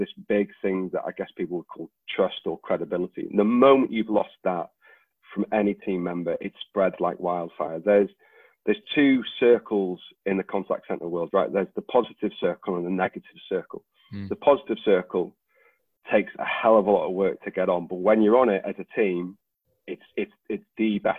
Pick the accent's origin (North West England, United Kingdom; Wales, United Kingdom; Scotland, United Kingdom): Wales, United Kingdom; I'm Welsh